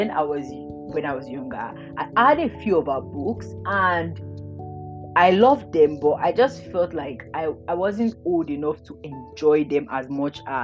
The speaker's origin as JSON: {"language": "English", "country": "Nigeria", "said": "As a Nigerian"}